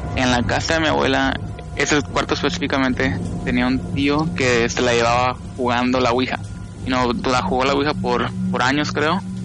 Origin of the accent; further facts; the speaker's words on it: California, United States; now in Las Vegas, United States; cuando yo nací, yo nací en California